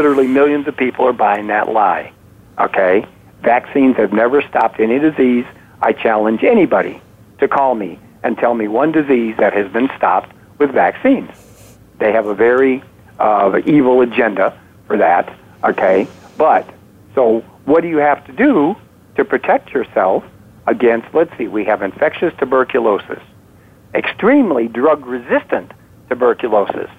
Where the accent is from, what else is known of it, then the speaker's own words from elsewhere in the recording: outside of Chicago, Illinois, United States; When I was growing up outside of Chicago